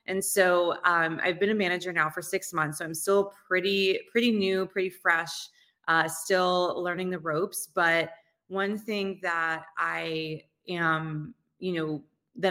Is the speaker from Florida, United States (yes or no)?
no; Dover, Delaware, United States; moved away; also born or lived in Hoboken, New Jersey; I actually grew up in Delaware, believe it or not. I was born in Delaware